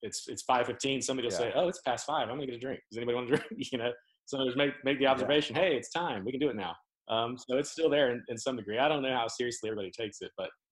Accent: the South, United States; I grew up in the South

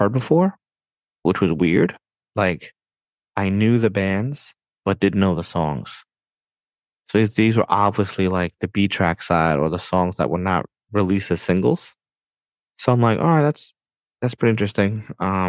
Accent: New York City, New York, United States; I'm from New York, bro. I was born and raised here

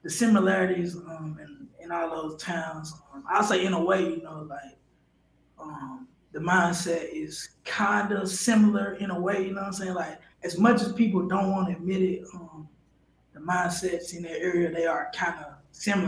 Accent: Mississippi, United States; I'm from Mississippi

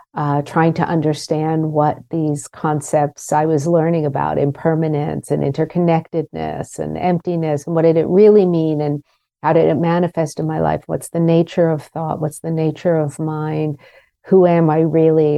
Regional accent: Pittsburgh, Pennsylvania, United States; moved away; the adults around me where I grew up in Pittsburgh

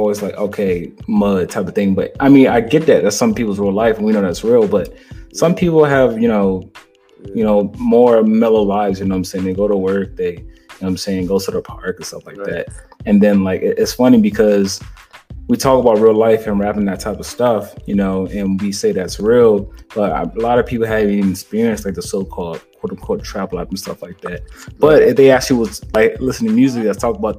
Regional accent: Maryland, United States; now in Atlanta, United States; I'm really from Maryland, but I'm in Atlanta right now

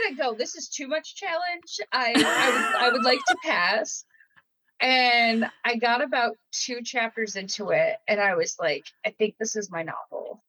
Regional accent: Michigan, United States; I'm from Michigan, so that's a very big dynamic out here, very much blue collar, and so that humor has always been in my ears, and it's always been what I've heard growing up

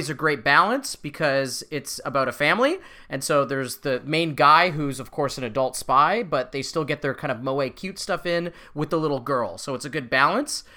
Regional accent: Canada; we're Canadian

